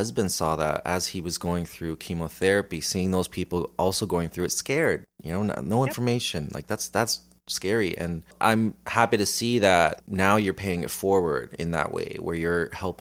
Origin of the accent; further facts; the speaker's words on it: Niagara, Ontario, Canada; I'm from Niagara